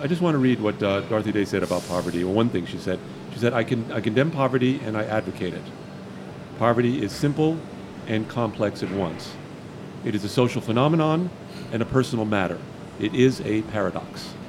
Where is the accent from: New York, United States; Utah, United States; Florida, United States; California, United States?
Florida, United States; Miami; I grew up in Miami during the uh, Cuban crisis